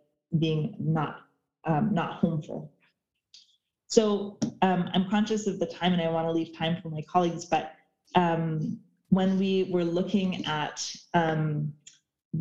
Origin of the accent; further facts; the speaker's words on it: Oak Bay, British Columbia, Canada; also born or lived in Alert Bay, British Columbia / Bella Bella, British Columbia (ancestral home); I grew up in Oak Bay, that I was an urban Indian from the Yuppie tribe on the Oak Bay Reserve, which if you know Victoria is like a very, very comfortable middle-class neighborhood